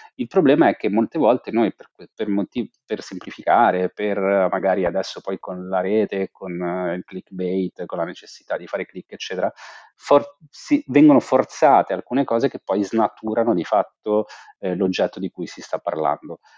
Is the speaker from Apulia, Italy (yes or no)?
no; Genoa, Liguria, Italy; moved away as an adult; also born or lived in China; io sono genovese